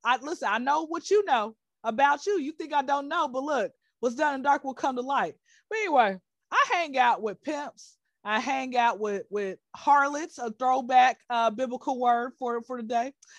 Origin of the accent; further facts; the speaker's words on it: Atlanta, Georgia, United States; now in Dubai, United Arab Emirates; I'm from Atlanta